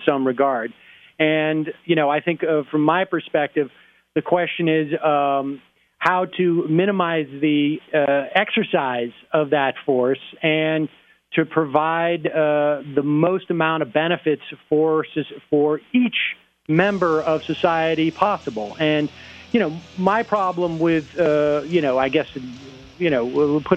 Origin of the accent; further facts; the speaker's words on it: Worcester, Massachusetts, United States; I grew up in Worcester